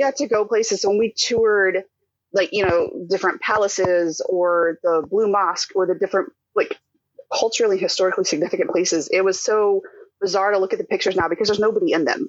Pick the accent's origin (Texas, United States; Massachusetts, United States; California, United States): Texas, United States; Houston; also born or lived in Rochester, New York; we moved back from Rochester to Houston